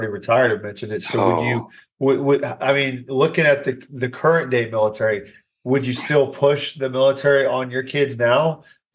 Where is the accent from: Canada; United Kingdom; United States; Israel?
United States; Indiana; now in San Antonio, United States; I'm from Indiana